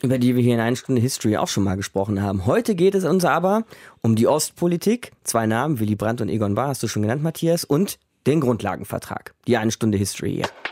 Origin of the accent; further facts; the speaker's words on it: West Germany, Germany; der im Osten geboren und im Westen großgezogen wurde